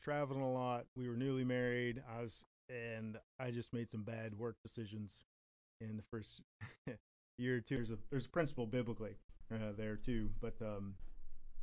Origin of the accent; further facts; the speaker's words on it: Kansas City, Missouri, United States; moved away; I was born and raised in Kansas City